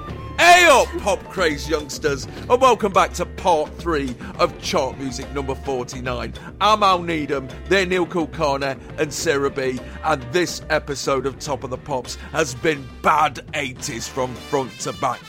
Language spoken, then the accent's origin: English; United Kingdom; We're British, for fuck's sake. We can take it.